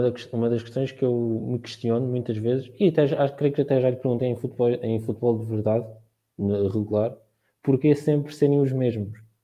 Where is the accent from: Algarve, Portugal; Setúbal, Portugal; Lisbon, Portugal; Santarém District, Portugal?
Santarém District, Portugal; Marinhais; sou de Marinhais Salvaterra de Magos, no distrito de Santarém